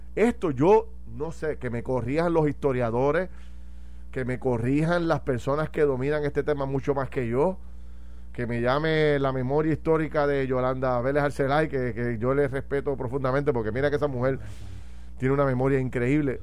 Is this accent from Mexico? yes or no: no; Puerto Rico; a mí como puertorriqueño